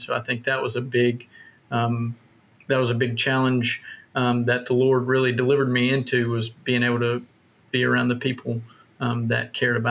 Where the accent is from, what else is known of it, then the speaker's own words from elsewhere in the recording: the Bible Belt, United States; My experience was much like yours, Andrew, of like growing up in the Bible Belt. I had great parents and grandparents that brought me to church and helped me understand the basics about Jesus